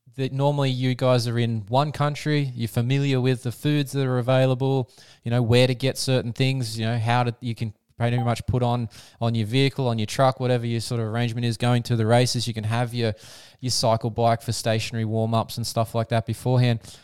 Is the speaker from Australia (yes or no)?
yes; Australia; I'm an Aussie